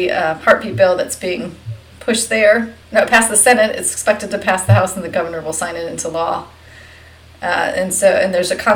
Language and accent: English; Virginia, United States; Virginia is my home state